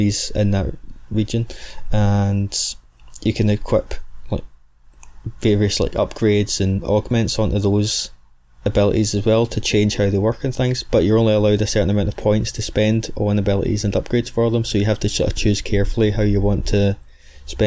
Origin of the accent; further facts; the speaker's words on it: Scotland, United Kingdom; accent: Scottish; the soft dulcet tones of my rich Scottish accent